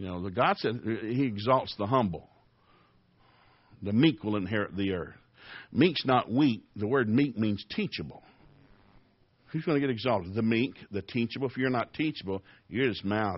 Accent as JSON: {"language": "English", "region": "Tennessee", "country": "United States", "tie": "born or raised there", "said": "I grew up in Tennessee"}